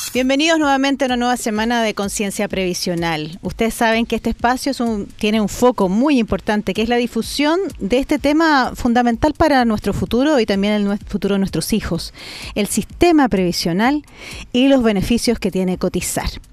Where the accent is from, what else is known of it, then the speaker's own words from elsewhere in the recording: Chile; como chilenos